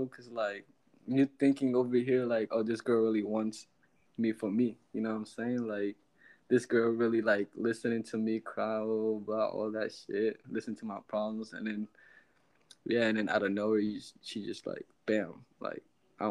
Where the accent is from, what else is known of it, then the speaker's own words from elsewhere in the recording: the South, United States; Trust me. I'm from the South.